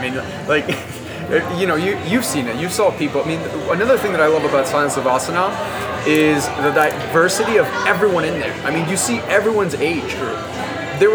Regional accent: Peru; I have five fingers, you know, I'm from Peru, I have black hair, black eyes

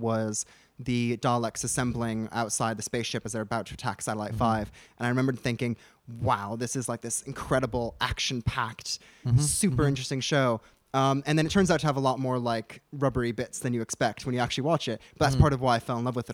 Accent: Florida, United States; moved away; I'm originally from Florida

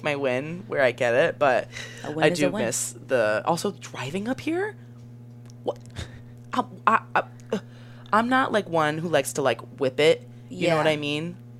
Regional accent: Cincinnati, Ohio, United States; moved away; I am, in fact, from Cincinnati, Ohio.

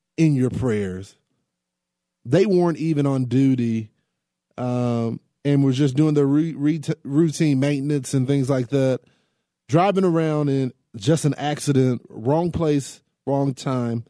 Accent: Texas, United States; This is my home state

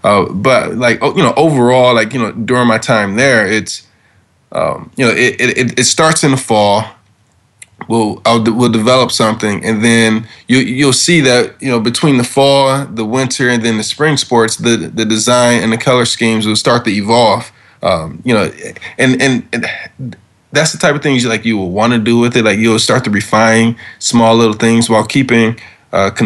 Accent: Detroit, Michigan, United States; moved away as an adult; now in New York, United States; I'm born and raised in Detroit

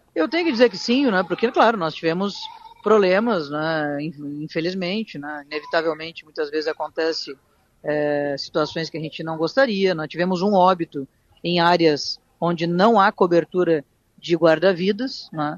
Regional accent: Tramandaí, Rio Grande do Sul, Brazil; nasci e me criei em Tramandaí

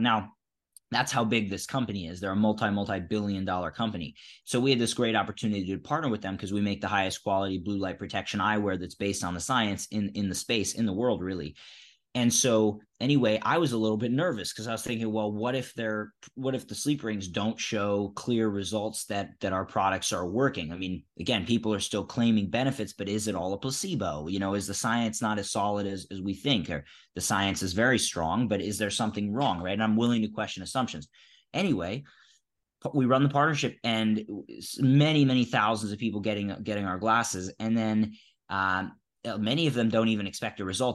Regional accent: Philadelphia, Pennsylvania, United States; I grew up in Philadelphia

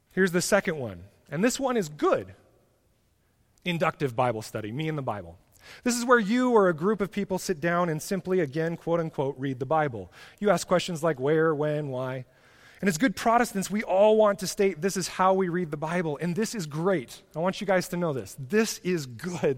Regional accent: United States; being an American

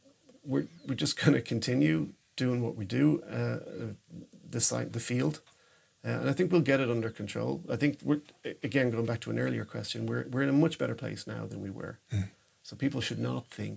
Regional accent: Ireland; moved away as an adult; now in Sweden; back in my home country yeah. in Dublin

